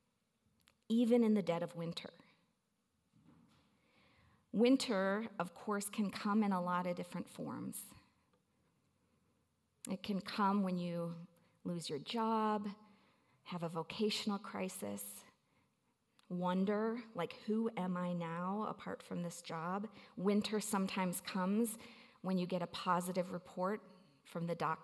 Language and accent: English; Milwaukee, Wisconsin, United States; now in Colorado, United States; I grew up in Milwaukee, Wisconsin